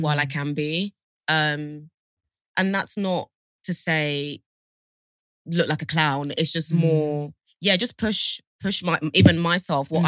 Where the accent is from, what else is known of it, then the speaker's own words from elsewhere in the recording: London, United Kingdom; also born or lived in Sierra Leone; born in Sierra Leone, moved to like the UK when I was eight, mm. and basically moved around Southeast mm. London, everywhere from like Norwood to Clapham, but mm. basically ended up in like Lewisham slash Catford. Okay. So that's where I grew up